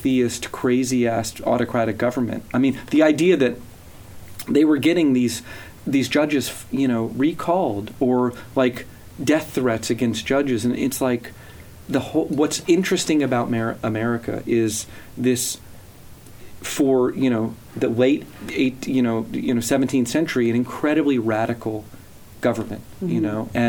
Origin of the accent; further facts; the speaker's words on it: the South, United States; growing up in the South